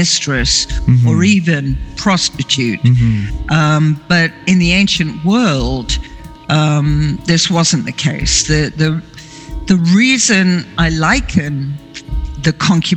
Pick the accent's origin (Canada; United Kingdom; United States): United Kingdom; England; I grew up in England